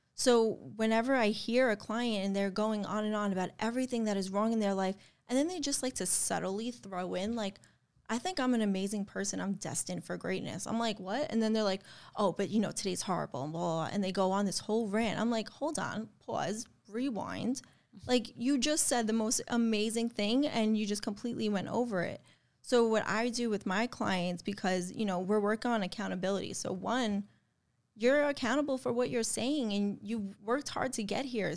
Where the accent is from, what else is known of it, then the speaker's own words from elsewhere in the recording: New York, United States; I'm from New York